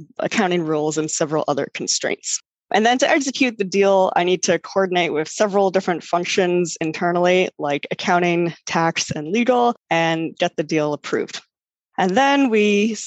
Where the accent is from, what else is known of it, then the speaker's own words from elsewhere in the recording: Vancouver, British Columbia, Canada; moved away as an adult; also born or lived in Toronto, Canada / Switzerland; now in New York, United States; I'm actually from Vancouver on the west coast of Canada.